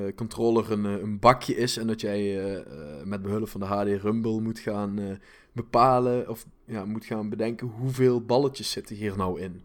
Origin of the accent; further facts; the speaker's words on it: Limburg, Netherlands; accent: Limburg; ik heb een limburg accent